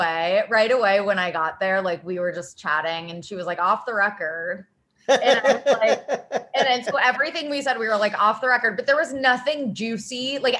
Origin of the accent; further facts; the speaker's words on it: Cincinnati, Ohio, United States; because they're both from Cincinnati, which is my hometown.